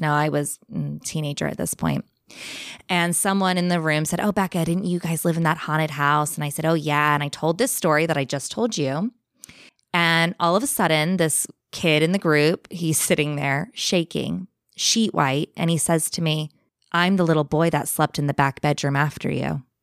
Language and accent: English; Bakersfield, California, United States; moved away as an adult; now in England; So I'm originally from England. I now live in England, but I grew up in California